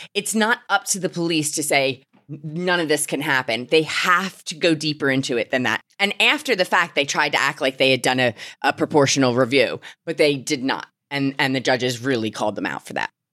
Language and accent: English; Philadelphia, Pennsylvania, United States; moved away as an adult; now in United Kingdom; I'm an immigrant from Philadelphia